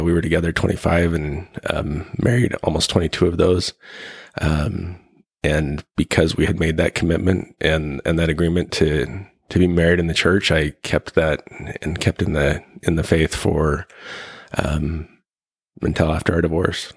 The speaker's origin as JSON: {"language": "English", "town": "Ogden", "region": "Utah", "country": "United States", "tie": "born or raised there", "said": "I was born in Utah, uh, northern Utah in Ogden"}